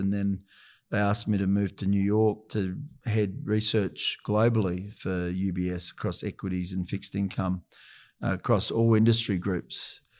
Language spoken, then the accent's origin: English; Adelaide, South Australia, Australia; I'd always dreamed about working in Sydney, growing up in Adelaide.